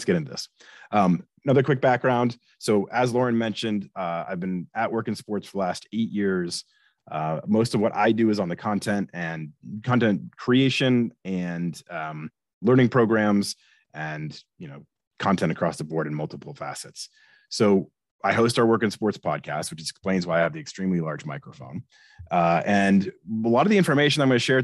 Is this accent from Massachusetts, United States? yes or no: yes; Boston, Massachusetts, United States; moved away as an adult; also born or lived in Delaware / Atlanta / Seattle; now in Philadelphia, United States; I grew up in Boston